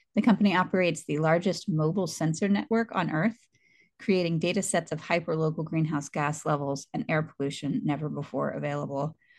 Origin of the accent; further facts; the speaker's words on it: the South, United States; now in California, United States; I'm from the South